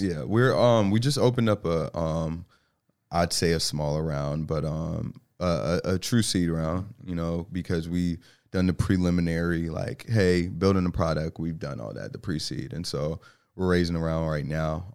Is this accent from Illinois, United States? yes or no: no; New York City, New York, United States; now in Charlotte, United States; I grew up in New York, um, so the Bronx